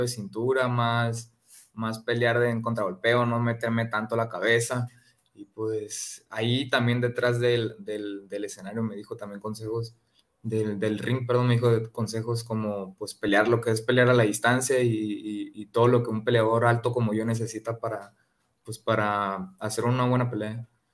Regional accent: Ciudad Obregón, Sonora, Mexico; aquí en mi tierra el próximo mes eh, aquí en Ciudad Obregón

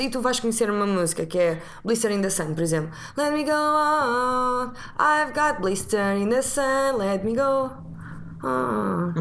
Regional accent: Figueira da Foz, Coimbra District, Portugal; now in Lisbon, Portugal; tenho 31 anos, sou da Figueira da Foz, mas vivo em Lisboa

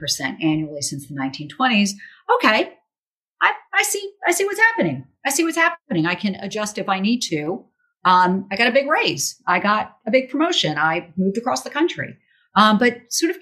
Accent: Charleston, South Carolina, United States; Charleston, South Carolina, my hometown

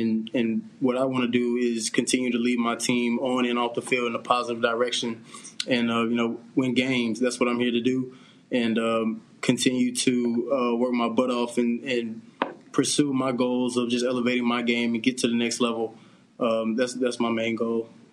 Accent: Greensboro, North Carolina, United States; I'm from Greensboro, North Carolina

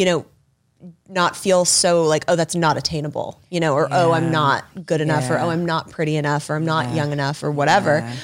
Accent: Los Angeles, California, United States; growing up in Hollywood and being in Los Angeles

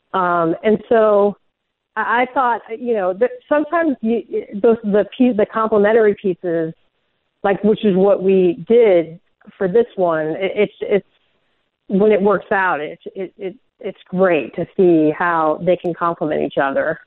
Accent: Nebraska, United States; I'm from Nebraska

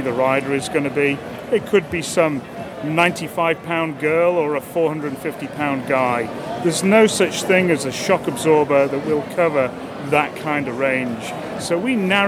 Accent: Liverpool, North West England, United Kingdom; now in Bedford, United States; I'm originally from Liverpool in the UK.

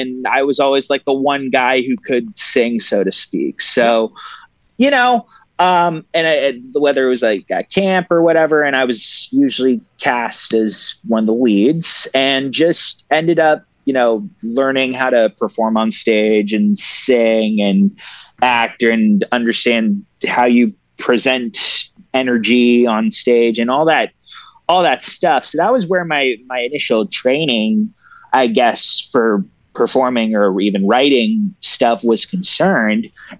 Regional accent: Toronto, Ontario, Canada; Born and raised in Toronto.

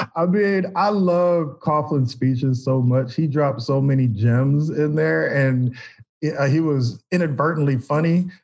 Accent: Indianapolis, Indiana, United States; moved away as an adult; also born or lived in Boston / New York; now in Florida, United States; grew up in Indianapolis, went to Boston College, and then ended up in New York

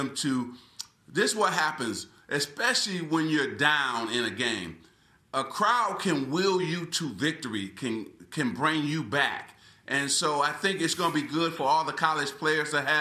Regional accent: Lansing, Michigan, United States; moved away as an adult; also born or lived in Los Angeles; growing up in Lansing, Michigan

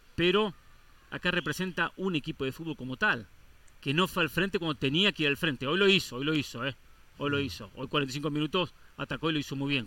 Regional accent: Argentina; yo como argentino

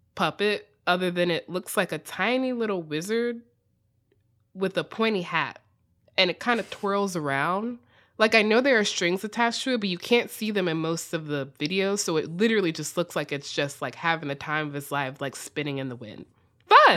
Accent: United States; accent: extremely American; my extremely American accent

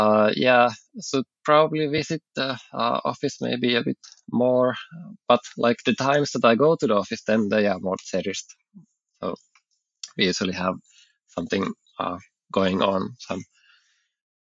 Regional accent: Southern Finland, Finland; I'm from Finland. I'm southern Finland. I live in Espoo, so like in the woods.

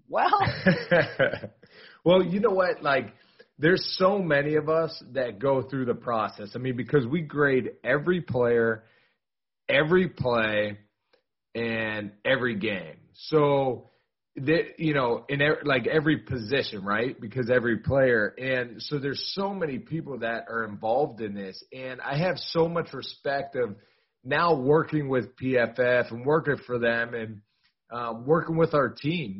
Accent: Pittsburgh, Pennsylvania, United States; I'm from Pittsburgh

